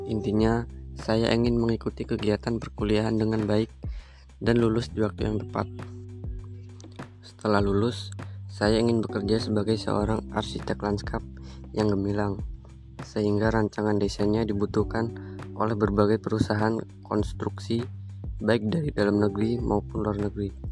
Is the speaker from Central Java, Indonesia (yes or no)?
no; Way Kanan, Lampung, Indonesia; Saya berasal dari Provinsi Lampung, tepatnya di Kabupaten Waikana.